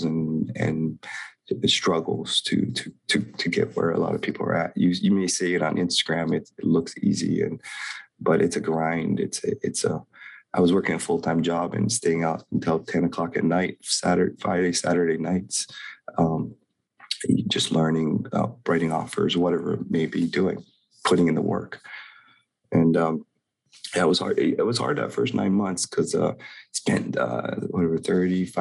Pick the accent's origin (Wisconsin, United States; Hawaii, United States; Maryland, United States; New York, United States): Hawaii, United States; Hilo; So I'm born and raised in Hawaii, born very low means, water catchment generator in the boonies in Hilo.